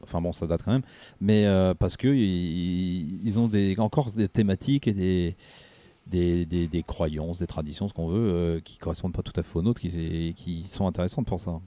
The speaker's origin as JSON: {"language": "French", "country": "France", "said": "chez nous en France"}